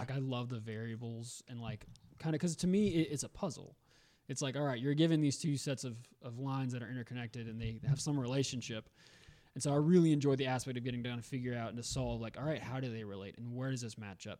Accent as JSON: {"language": "English", "town": "Augusta", "region": "Georgia", "country": "United States", "also_born_or_lived": "Memphis", "moved": "yes", "lives_now": "Greenville, United States", "said": "I'm from Augusta, Georgia originally"}